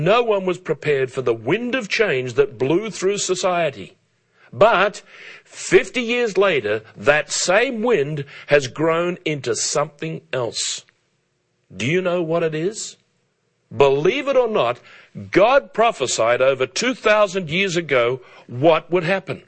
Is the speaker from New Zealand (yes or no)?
no; Australia; as a boy growing up in Australia in the 1950s